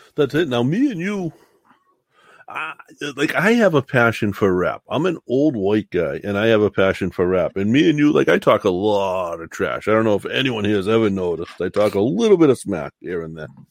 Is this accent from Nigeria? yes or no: no; the South, United States; I was from South